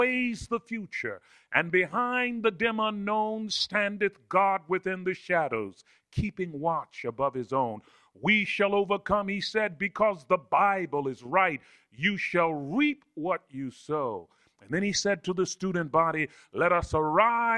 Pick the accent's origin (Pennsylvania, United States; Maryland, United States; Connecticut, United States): Maryland, United States; Baltimore; also born or lived in Alabama; I grew up in Southwest Baltimore, in a public housing project in Cherry Hill for a significant part of my life